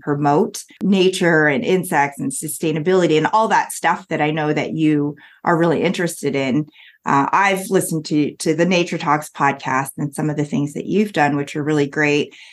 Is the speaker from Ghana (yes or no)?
no; Canada; moved away; being Canadian